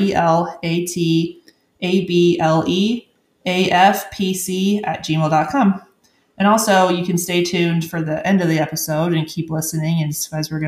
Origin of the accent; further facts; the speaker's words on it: Maui, Hawaii, United States; moved away as an adult; now in Arizona, United States; I am originally from Maui, Hawaii, born and raised. I moved to Arizona coming 6 years ago.